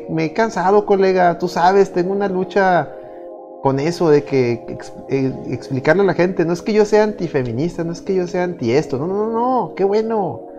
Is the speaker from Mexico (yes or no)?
yes; Mexico; Es mi derecho como mexicano.